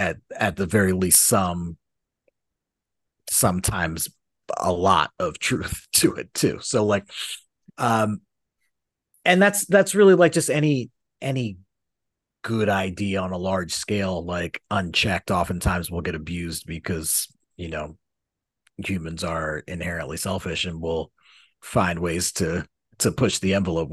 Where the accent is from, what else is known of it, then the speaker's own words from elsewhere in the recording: Philadelphia, Pennsylvania, United States; growing up in Philly, you get an interesting perspective on unions, because like, it's very much a labor town. It's very much a union town.